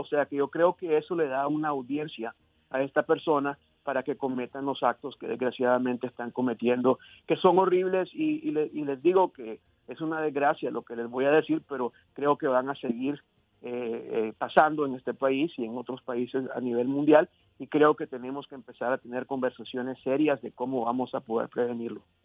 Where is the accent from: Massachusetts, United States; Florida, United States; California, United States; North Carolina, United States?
Florida, United States; Miami; moved away; yo crecí en Miami